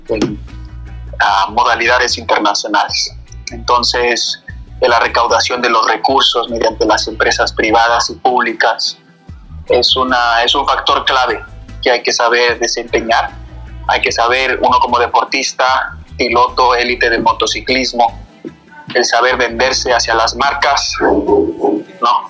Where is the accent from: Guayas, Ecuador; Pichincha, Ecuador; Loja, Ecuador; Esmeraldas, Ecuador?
Pichincha, Ecuador; Quito; yo soy nacido de Quito, de padre imbabureño